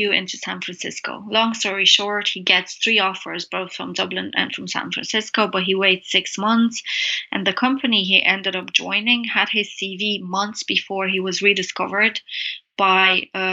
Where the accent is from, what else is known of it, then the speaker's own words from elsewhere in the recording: Brașov, Brașov County, Romania; moved away as an adult; So I've been here 15 years, but I'm from Transylvania, Romania, from a town called Brasov.